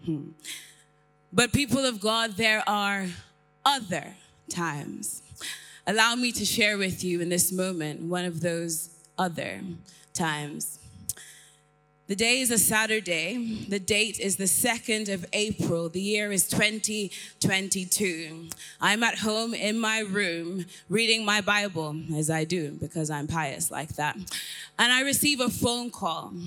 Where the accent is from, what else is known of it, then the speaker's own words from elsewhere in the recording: Ireland; accent: a bit of a mixture; also born or lived in London / Nigeria; I was born in London, raised in Ireland